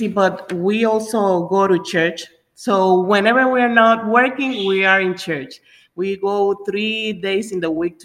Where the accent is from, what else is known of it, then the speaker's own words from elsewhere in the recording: Puerto Rico; moved away as an adult; now in Florida, United States; we are originally from Puerto Rico. Ever since we arrived in Florida